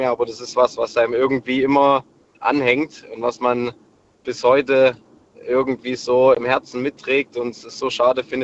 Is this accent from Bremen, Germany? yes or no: no; Saxony, Germany; zusammen vom kleinen Dorfverein also ich komme aus dem Erzgebirge, zusammen auf die Sportschule gegangen in Chemnitz